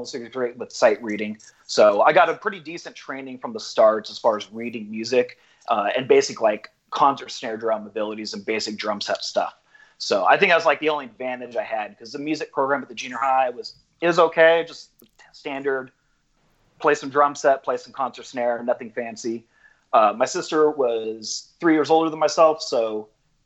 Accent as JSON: {"language": "English", "town": "Rancho Cucamonga", "region": "California", "country": "United States", "tie": "born or raised there", "said": "I ended up buying a house that's probably 3 blocks from my home house, my original house, so where I grew up in."}